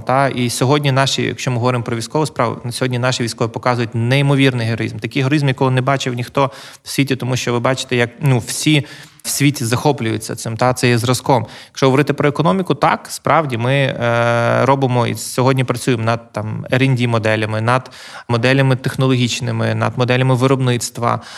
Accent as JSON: {"language": "Ukrainian", "town": "Lviv", "region": "Lviv Oblast", "country": "Ukraine", "tie": "born or raised there", "said": "я народився у Львові. Е, я власне живу тут, е, планую тут жити."}